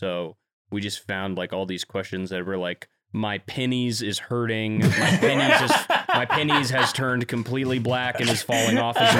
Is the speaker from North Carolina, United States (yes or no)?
yes; Wilmington, North Carolina, United States; in North Carolina in my hometown, Wilmington.